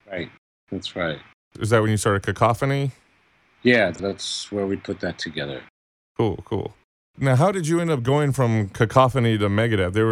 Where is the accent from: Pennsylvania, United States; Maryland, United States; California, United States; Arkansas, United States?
Maryland, United States; Laurel; moved away; also born or lived in Baltimore, Maryland; I grew up in Laurel all the way through my teens